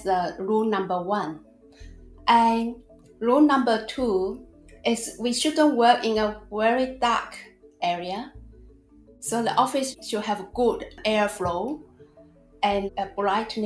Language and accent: English; China; now in Australia; I was born and raised in China.